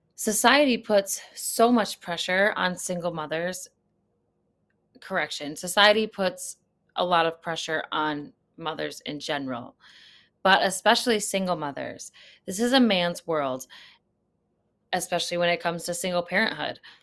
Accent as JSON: {"language": "English", "country": "United States", "said": "as an American, I am not living in an active war zone"}